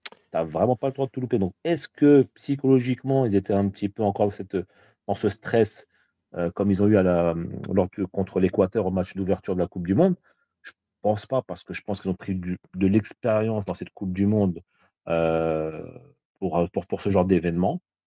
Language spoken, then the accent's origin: French; Paris, Île-de-France, France; je suis parisien